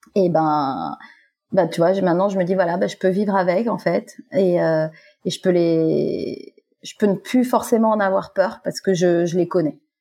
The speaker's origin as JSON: {"language": "French", "country": "Guadeloupe", "moved": "as an adult", "lives_now": "Fréjus, France", "said": "je viens de Guadeloupe. Voilà, et ça fait à peu près six ans maintenant que j'habite à Fréjus dans, dans, le sud de la France"}